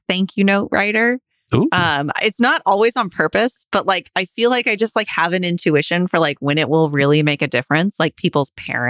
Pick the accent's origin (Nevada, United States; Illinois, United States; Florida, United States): Nevada, United States; Reno; I'm from Reno.